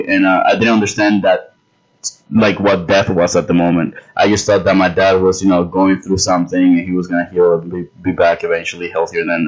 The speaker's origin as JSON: {"language": "English", "town": "New York City", "region": "New York", "country": "United States", "tie": "born or raised there", "said": "I am from the Bronx"}